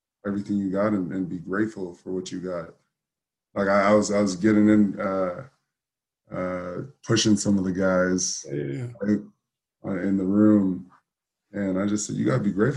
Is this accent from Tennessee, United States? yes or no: no; Southern California, United States; growing up in Southern California